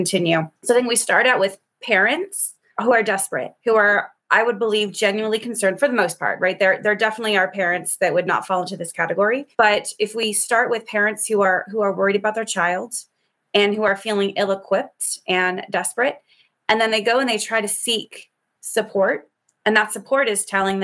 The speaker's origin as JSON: {"language": "English", "country": "United States", "said": "as an American"}